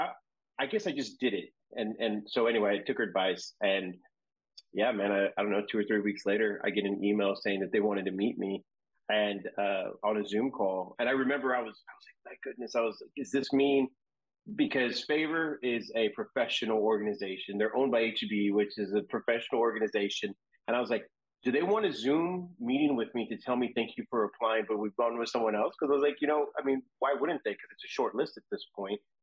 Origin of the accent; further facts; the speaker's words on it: Seguin, Texas, United States; also born or lived in San Antonio, Texas; I was born in San Antonio. Um, then I moved to the outskirts, a little town named Seguin